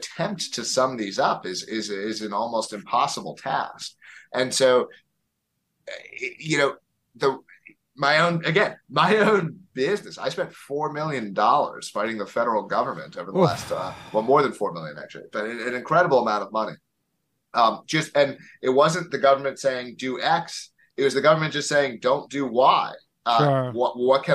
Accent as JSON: {"language": "English", "town": "Philadelphia", "region": "Pennsylvania", "country": "United States", "tie": "born or raised there", "moved": "as an adult", "lives_now": "Manchester, United States", "said": "I grew up in the suburbs of Philadelphia, and then I lived in West Philadelphia, proper part of the city, for 6 years of my life after college"}